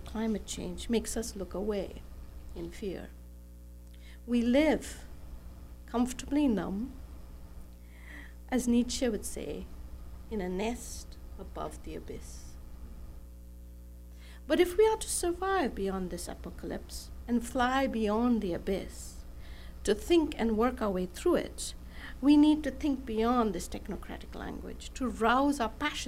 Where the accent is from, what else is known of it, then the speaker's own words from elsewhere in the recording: Bangalore, Karnataka, India; moved away; also born or lived in Los Angeles; my hometown of Bangalore in South India